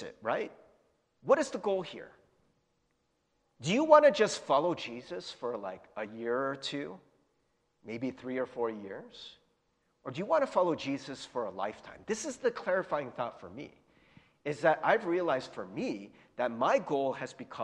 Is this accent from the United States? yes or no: yes; United States; I was born in America in 77